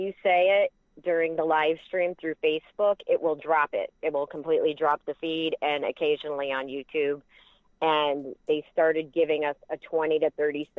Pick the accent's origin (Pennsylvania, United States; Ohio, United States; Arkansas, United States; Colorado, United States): Ohio, United States; Cleveland area; I'm from the Cleveland area.